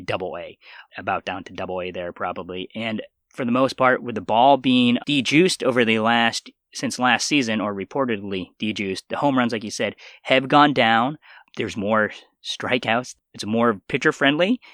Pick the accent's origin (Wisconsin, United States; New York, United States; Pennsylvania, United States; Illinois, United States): Pennsylvania, United States; also born or lived in South Korea; I was adopted from South Korea at the age of four months, and then I grew up in Pennsylvania